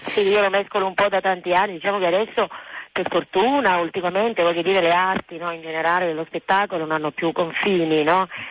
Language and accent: Italian; Naples, Campania, Italy; è la musica della mia terra, essendo nata a Napoli